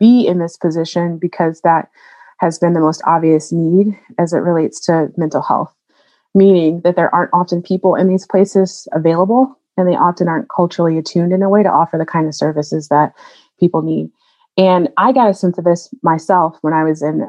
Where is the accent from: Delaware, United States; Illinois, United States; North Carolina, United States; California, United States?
North Carolina, United States; moved away as an adult; also born or lived in New Orleans, Louisiana / New Haven, Connecticut; now in Massachusetts, United States; I grew up in North Carolina and left to go to New Orleans for undergrad